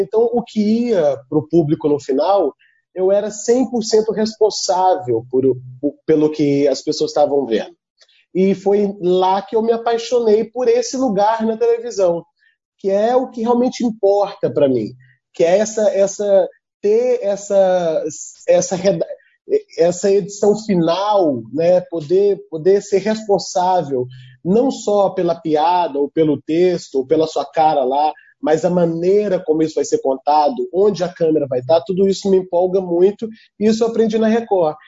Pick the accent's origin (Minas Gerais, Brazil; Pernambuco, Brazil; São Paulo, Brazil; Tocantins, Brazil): Tocantins, Brazil; also born or lived in Trindade, Goiás; Eu, eu nasci em Trindade, eu, eu, mas eu me considero tocantinense. Eu digo que eu sou tão tocantinense que vim de Goiás, como o próprio estado.